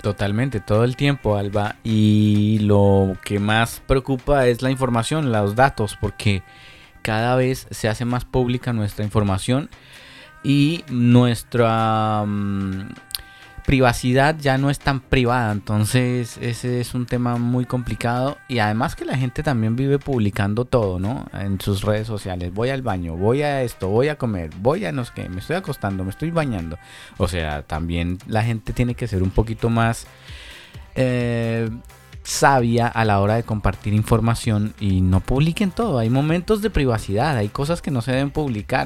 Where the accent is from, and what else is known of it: Chile